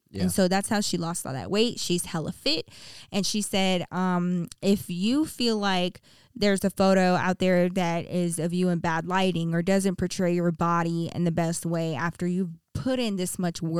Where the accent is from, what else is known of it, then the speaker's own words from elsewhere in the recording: Texas, United States; I grew up in Texas. We had nothing but hardwood floors.